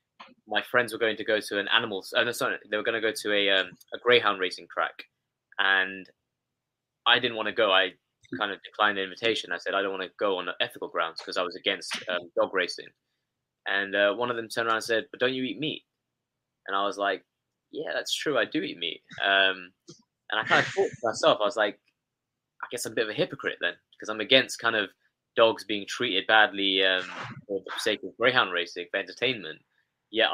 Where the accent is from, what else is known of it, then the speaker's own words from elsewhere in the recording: London, United Kingdom; when I was growing up here in London, I was born in London